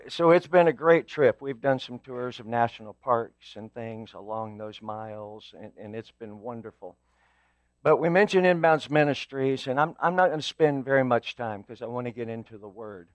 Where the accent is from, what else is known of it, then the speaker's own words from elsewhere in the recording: Evansville, Indiana, United States; moved away; I actually was born and raised in Evansville, so I was there for most of my life